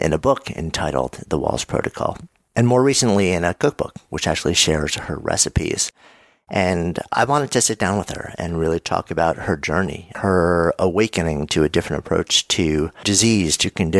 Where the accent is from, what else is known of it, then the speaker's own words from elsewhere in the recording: New York, United States; I grew up right outside of New York City.